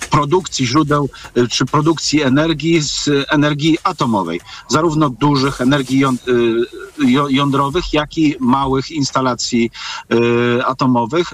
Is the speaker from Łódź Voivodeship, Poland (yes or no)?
no; Lower Silesian Voivodeship, Poland; u nas na Dolnym Śląsku